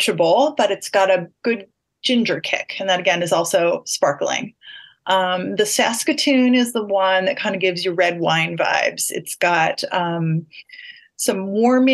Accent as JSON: {"language": "English", "region": "Michigan", "country": "United States", "tie": "born or raised there", "also_born_or_lived": "Ashland, Oregon", "moved": "yes", "lives_now": "Portland, United States", "said": "I lived in Michigan"}